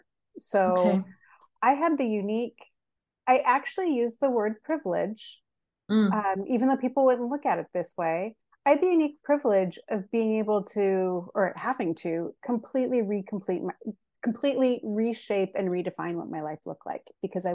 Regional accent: Seattle, Washington, United States; also born or lived in Santa Cruz, California / Boise, Idaho / Kauai, Hawaii; now in Portland, United States; I was born in Portland, raised in Seattle, lived in near Santa Cruz, and then I lived in Idaho, and then I moved over to Kauai.

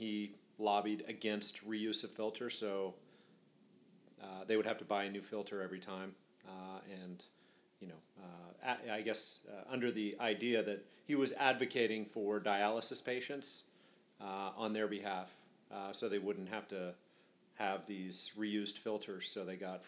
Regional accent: Reston, Virginia, United States; also born or lived in Ann Arbor, Michigan / Philadelphia, Pennsylvania; when I was about 3 years old, my family moved to Reston, Virginia. And and I've stayed in the Northern Virginia area ever since

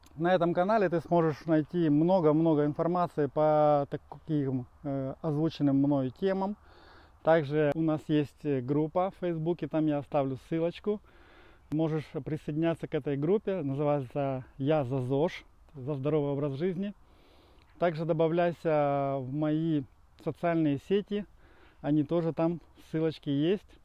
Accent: Dnipro, Dnipropetrovsk Oblast, Ukraine; я родом из Украины, из Днепропетровска

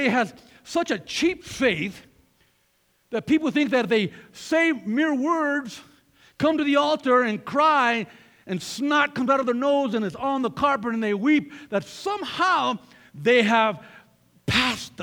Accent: Colorado, United States; we're from Colorado

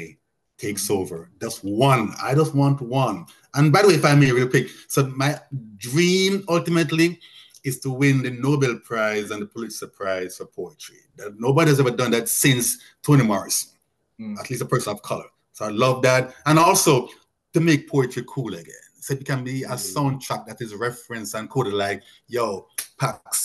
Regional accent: Jamaica; as a Jamaican

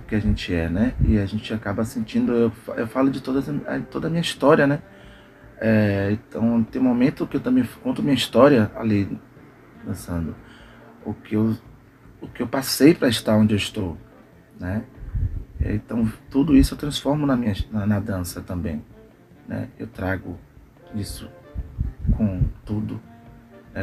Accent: Brazil; Eu vim do bairro da Cidade Nova, né? Palmiúdo, Cidade Nova, adjacência

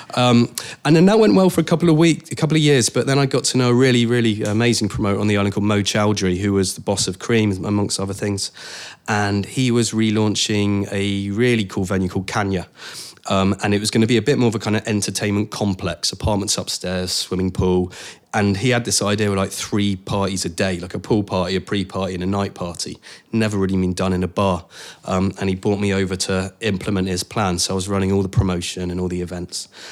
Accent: Cornwall, South West England, United Kingdom; moved away; I grew up in Cornwall

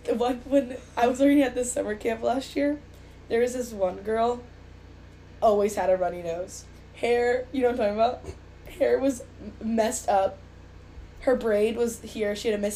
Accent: Florida, United States; now in New York City, United States; from Florida. I live in New York City.

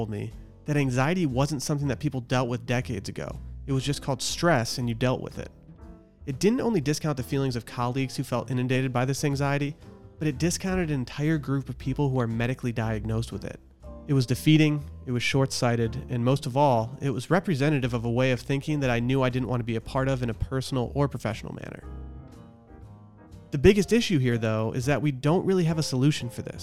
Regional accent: Harbor Springs, Michigan, United States; moved away; a weekly newspaper from my hometown

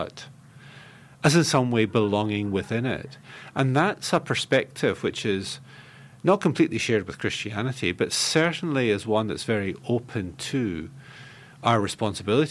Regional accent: Scotland, United Kingdom; I'm a Scot. I grew up in a temperate, relatively cool culture.

